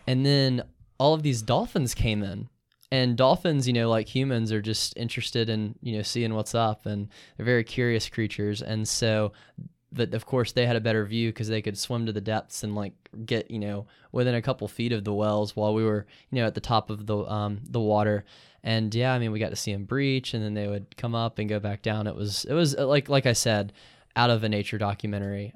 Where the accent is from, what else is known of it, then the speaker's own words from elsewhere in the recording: Columbus, Georgia, United States; now in Athens, United States; I'm from Columbus, Georgia